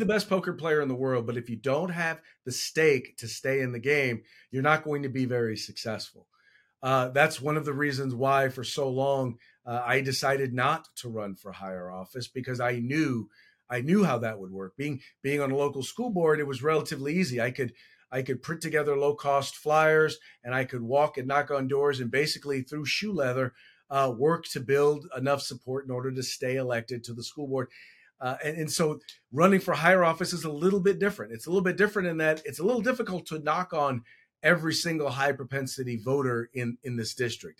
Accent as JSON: {"language": "English", "town": "Richmond", "region": "California", "country": "United States", "tie": "born or raised there", "also_born_or_lived": "Chico, California", "said": "I was born and raised in the San Francisco Bay Area in Richmond, California"}